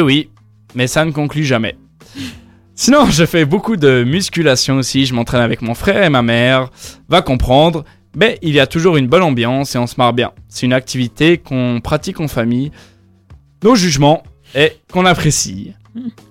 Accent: Yverdon-les-Bains, Vaud, Switzerland; also born or lived in Lausanne / Echallens; Je suis né à Lausanne. Après avoir, après avoir vécu 6 mois à Échalon, j'ai vécu toute ma vie à hiver dans les bains

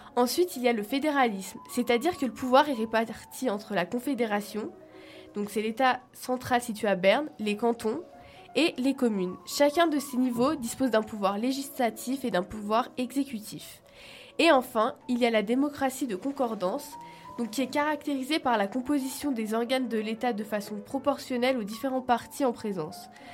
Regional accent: France; now in Switzerland; en tant que petite française

